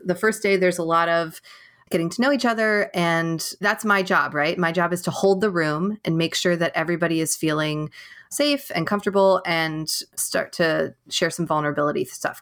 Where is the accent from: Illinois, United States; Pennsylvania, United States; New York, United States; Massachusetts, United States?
New York, United States; now in California, United States; I am from New York, but I live in California